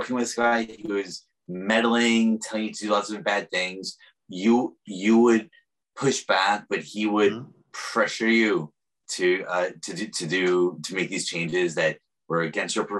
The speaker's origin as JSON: {"language": "English", "town": "New York City", "region": "New York", "country": "United States", "moved": "yes", "lives_now": "San Francisco, United States", "said": "I'm also a New Yorker"}